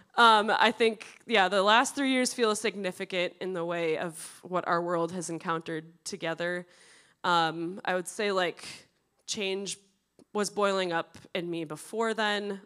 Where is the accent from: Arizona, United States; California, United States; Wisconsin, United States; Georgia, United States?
Wisconsin, United States; Prescott; now in Edina, United States; I grew up in Prescott, Wisconsin.